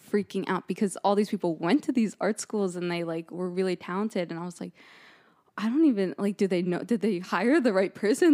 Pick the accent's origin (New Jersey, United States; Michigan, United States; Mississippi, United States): New Jersey, United States; moved away as an adult; also born or lived in East Stroudsburg; now in Boston, United States; I'm from New Jersey originally